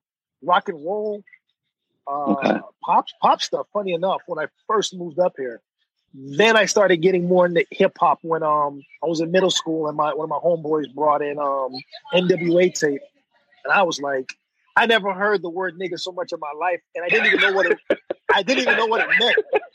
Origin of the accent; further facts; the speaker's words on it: Miami, Florida, United States; basically 305 is my home, unless like Usain Bolt is running, then I'm full Jamaican again.